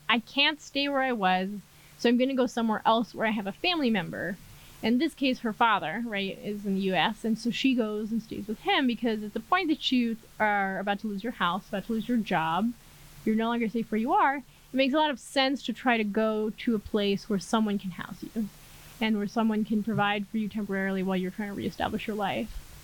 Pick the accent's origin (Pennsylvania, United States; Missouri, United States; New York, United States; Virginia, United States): New York, United States; moved away as an adult; now in Mexico City, Mexico; I'm originally from New York, but now based in Mexico City